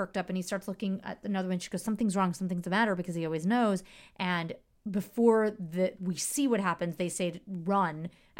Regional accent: Chicago, Illinois, United States

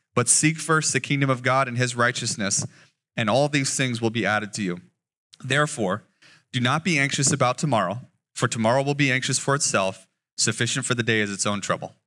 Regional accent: Las Vegas, Nevada, United States; moved away as an adult; now in Eugene, United States; I was born and raised in Vegas, so the sun bullied me for the first twenty-two years of my life

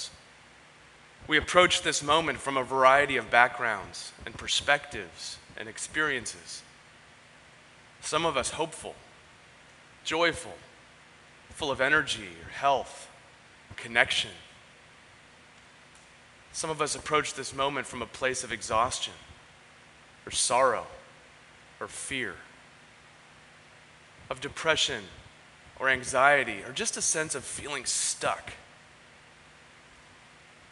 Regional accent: San Diego, California, United States; Growing up in Ocean Beach, I didn't grow up canoeing. I grew up surfing, boogie boarding, and body surfing

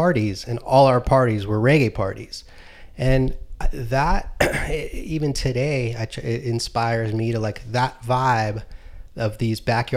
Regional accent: Palos Verdes, California, United States; I grew up in Palos Verdes, in the South Bay of Los Angeles

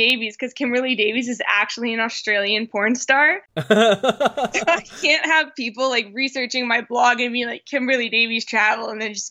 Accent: Canada; accent: Canadian; That would be a play on my Canadian accent.

